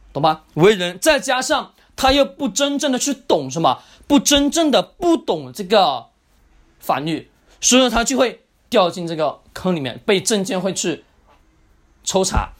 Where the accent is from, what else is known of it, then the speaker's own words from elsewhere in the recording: China; 我们中国人的一个特性